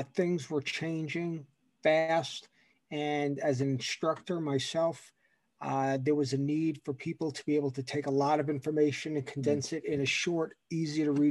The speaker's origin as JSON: {"language": "English", "area": "Long Island", "region": "New York", "country": "United States", "tie": "born or raised there", "also_born_or_lived": "Ohio", "lives_now": "New York, United States", "said": "I grew up on Long Island. I was born in New York City"}